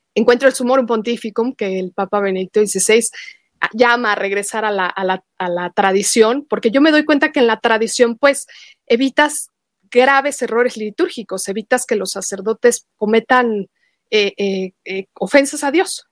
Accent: Mexico; como mexicana

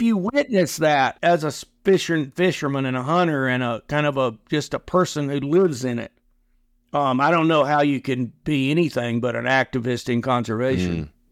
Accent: Huntsville, Alabama, United States; we were in North Alabama, in what's now the giant city of Huntsville

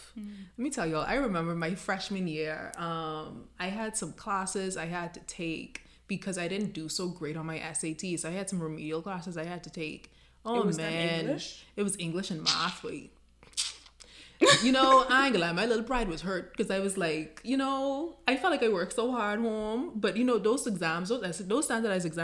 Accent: Bahamas; I'm from the Caribbean. I'm from the Bahamas

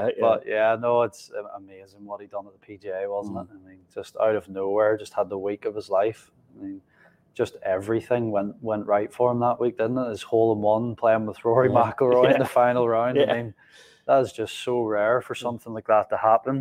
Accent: Northern Ireland, United Kingdom; growing up in Northern Ireland

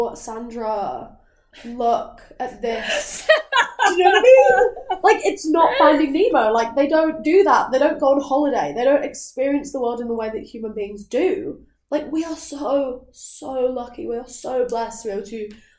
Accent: Lake District, North West England, United Kingdom; moved away; also born or lived in London; I am actually from, like, a very beautiful place in England. Like, I'm from the Lake District

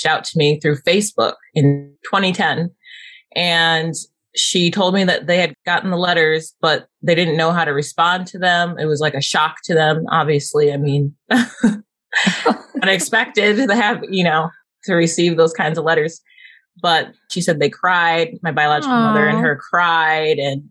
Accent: Southfield, Michigan, United States; also born or lived in Midland, Michigan; I was born in Detroit in Southfield, which is like a suburb of Detroit

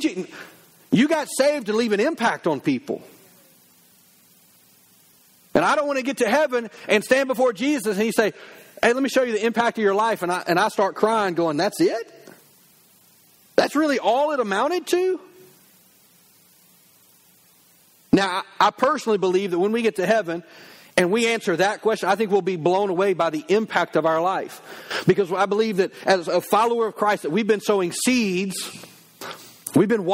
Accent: the South, United States; I grew up in the South

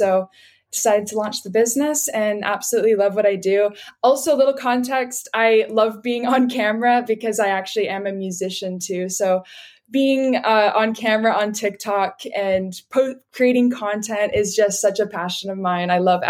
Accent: Vancouver, British Columbia, Canada; I was born and raised in Vancouver, BC in Canada. So lived here my whole life and absolutely love it.

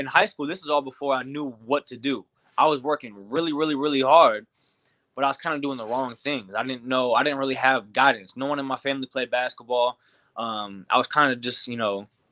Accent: Glasford, Illinois, United States; also born or lived in Peoria, Illinois; So I grew up in a really big basketball area. Peoria, Illinois is a huge basketball area. I was born in Peoria, and then my parents moved just like 20-30 minutes outside the city to Glassford, Illinois

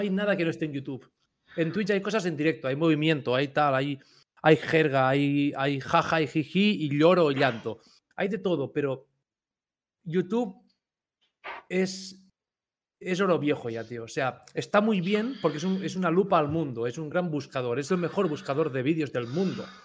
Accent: Catalonia, Spain; los catalanes pagando peaje todas nuestras vidas hasta hace poco

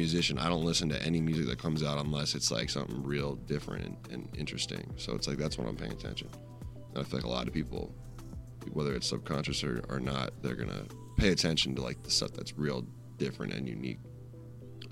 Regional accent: Rochester, Minnesota, United States; moved away as an adult; also born or lived in Madison, Wisconsin; I'm from Rochester, Minnesota, but I was going to college in Madison, Wisconsin

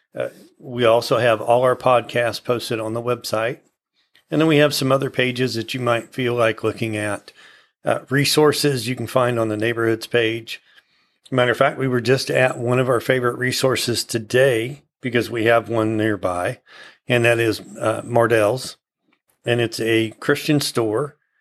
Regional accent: United States; being an American and having lived here my whole life

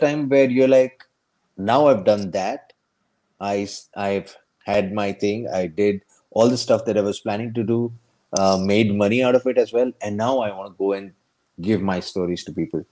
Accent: Ahmedabad, Gujarat, India; also born or lived in Bharuch, Gujarat / Bombay; I was born in Bharuch, this small town in Gujarat. So I was born there. And then we shifted to Ahmedabad

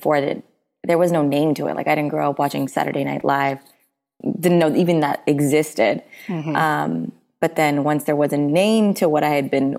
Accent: Bay Area, Northern California, United States; I grew up in the Bay Area, so like Northern California

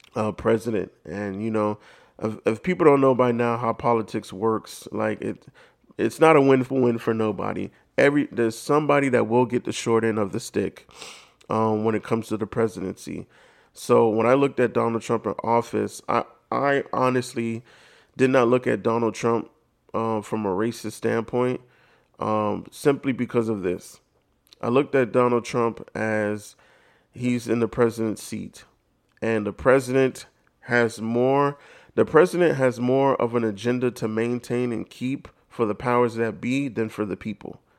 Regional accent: United States; being Black in America or just, you know, knowing that I'm African American

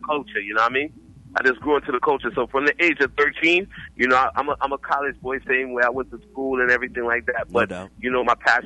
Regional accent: New Jersey, United States; I'm from Jersey, you know. That's what I represent anywhere I go

